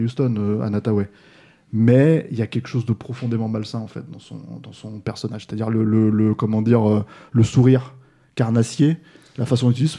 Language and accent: French; France; chez nous en France